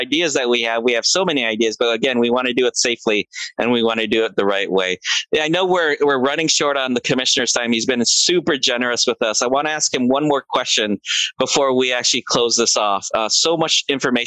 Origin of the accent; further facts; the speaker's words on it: Philippines; as a Filipino